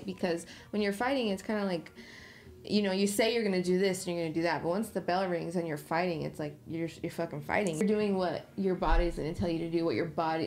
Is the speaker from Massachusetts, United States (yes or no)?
no; Utah, United States; moved away; that's my hometown, that's my home state